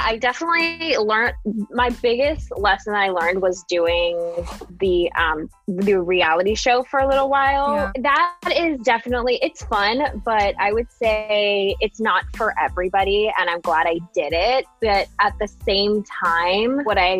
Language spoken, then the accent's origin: English; Singapore; moved away as an adult; now in United States; I grew up in Singapore